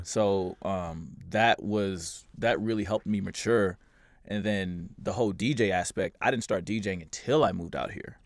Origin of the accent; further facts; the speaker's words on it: Kansas City, Missouri, United States; moved away as an adult; also born or lived in St. Louis, Missouri; I grew up in Missouri